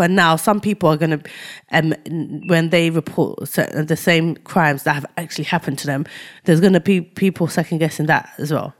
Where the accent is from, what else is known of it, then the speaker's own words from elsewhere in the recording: United Kingdom; we're black British, but we're from Ni-, but we've got, we're Nigerian descent